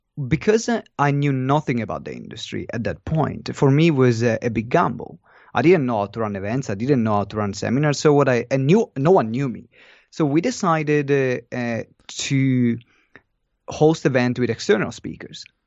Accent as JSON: {"language": "English", "town": "Maranello", "region": "Emilia-Romagna", "country": "Italy", "tie": "born or raised there", "moved": "yes", "said": "I'm from Italy, and, uh, the city is in Maranello, which is more of a town"}